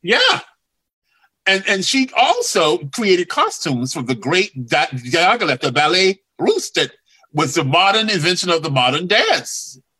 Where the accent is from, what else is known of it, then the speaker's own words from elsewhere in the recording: Durham, North Carolina, United States; moved away; I came from Hicksville, Durham, North Carolina, tobacco